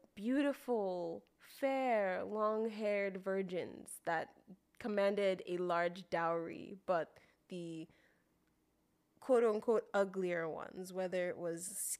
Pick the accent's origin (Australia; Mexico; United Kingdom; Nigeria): Nigeria; We're from Nigeria.